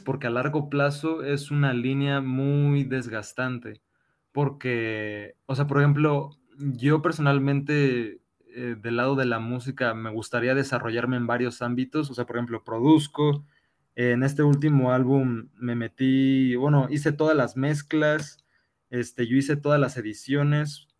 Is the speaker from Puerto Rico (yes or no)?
no; Mexico; sufrimos como sociedad mexicana